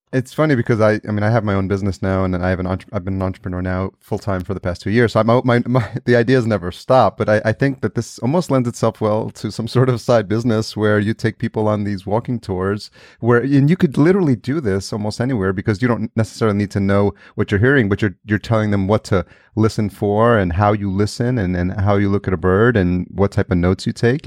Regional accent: Yonkers, New York, United States; moved away as an adult; also born or lived in El Salvador; now in Los Angeles, United States; I was technically born in El Salvador, which is in Central America, and I came to the, uh, United States when I was a year old, and I was raised, uh, just outside New York City in a city called Yonkers

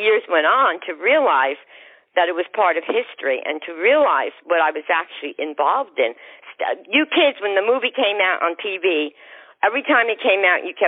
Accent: New Jersey, United States; I was from New Jersey

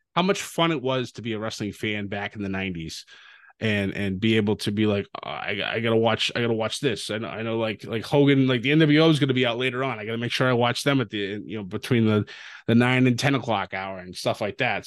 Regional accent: near Worcester, Massachusetts, United States; Worcester, Massachusetts, which was right outside my hometown

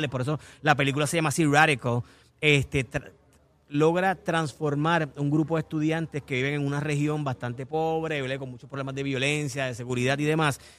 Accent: Canóvanas, Puerto Rico; Desde, Toñito Diablo hasta aquí en Canova. Oye, mi pueblo

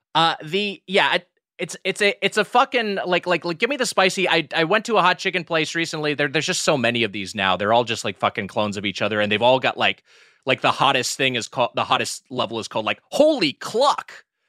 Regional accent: Los Angeles County, California, United States; me living in L A County my entire life

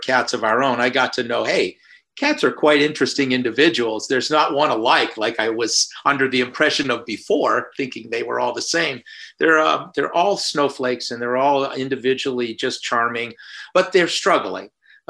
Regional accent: Midwest, United States; born there; also born or lived in Florida; We didn't see that many cats back in the Midwest where I was born and off in Florida.

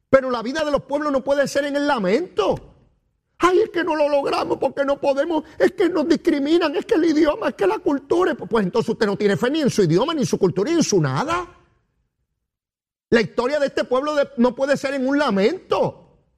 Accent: Puerto Rico; nosotros llegamos aquí, somos chiquititos, porque somos puertorriqueños, una isla chiquitita

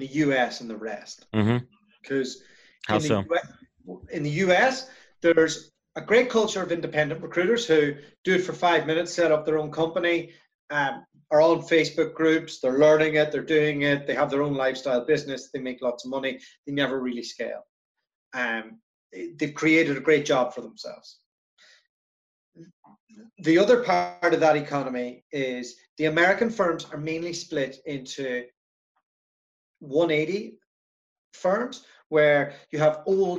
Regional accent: Ireland; moved away as an adult; also born or lived in Brussels, Belgium; I am from Ireland originally. I lived there for the first 20 years of my life.

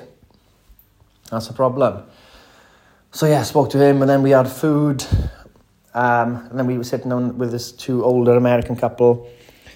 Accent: Wales, United Kingdom; I'm from Wales

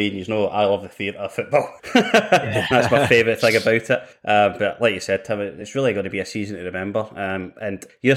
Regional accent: Paisley, Scotland, United Kingdom; now in Glasgow, United Kingdom; I'm from Paisley, and I now live in Glasgow

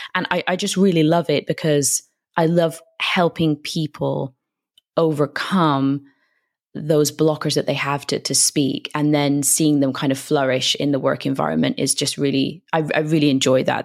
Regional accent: United Kingdom; moved away as an adult; now in Madrid, Spain; I'm from the U K, as you may be able to tell from my accent.

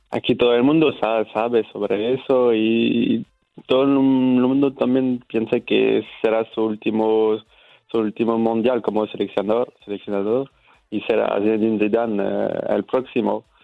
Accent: Nantes, Pays de la Loire, France; Spanish is a second language; yo soy de la, parte oeste, cerca del Océano Atlántico. Mm, ¿Qué ciudad? Nantes, la ciudad, Nantes. Nantes.

